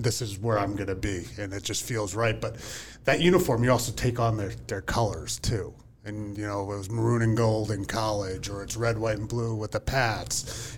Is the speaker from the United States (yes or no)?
yes; Whitehall, Pennsylvania, United States; I grew up in Whitehall, Pennsylvania